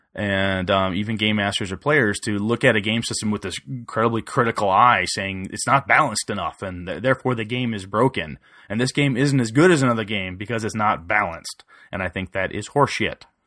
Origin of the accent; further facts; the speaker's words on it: Wisconsin, United States; He lives in my hometown